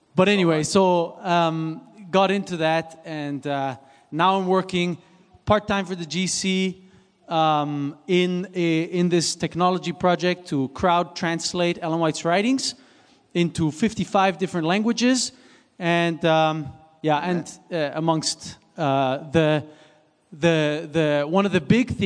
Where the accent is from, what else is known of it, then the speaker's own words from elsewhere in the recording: Switzerland; English is a second language; moved away; I was born and raised in Switzerland, so this is why I have a little bit of an accent.